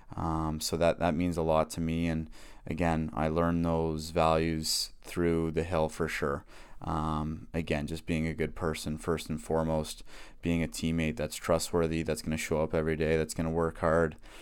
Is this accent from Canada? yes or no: yes; Whitby, Ontario, Canada; born or raised there